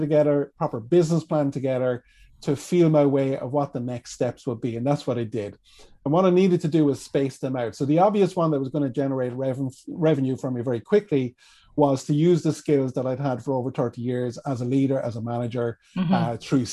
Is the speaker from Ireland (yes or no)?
yes; Kilkenny, County Kilkenny, Ireland; I'm from Kilkenny. And for anyone who's been to Kilkenny, we've got a beautiful medieval city here